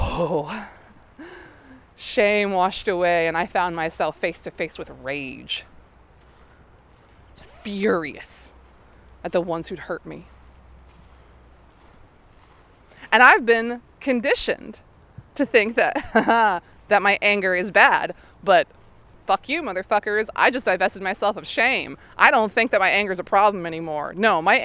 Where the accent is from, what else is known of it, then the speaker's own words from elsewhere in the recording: the South, United States; moved away; I come from the South.